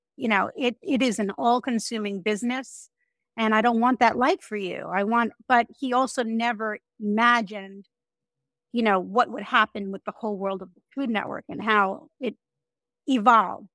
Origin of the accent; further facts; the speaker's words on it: Woodmere, New York, United States; moved away as an adult; now in Miami, United States; Woodmere, Long Island, which is where I grew up